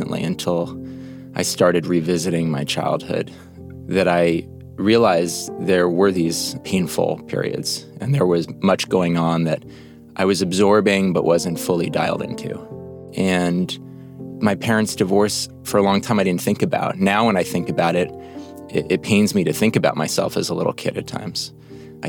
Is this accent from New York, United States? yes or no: yes; New York City, New York, United States; I grew up on the Upper West Side of New York